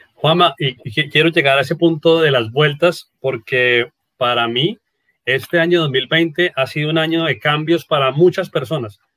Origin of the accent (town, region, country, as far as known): Norte de Santander, Colombia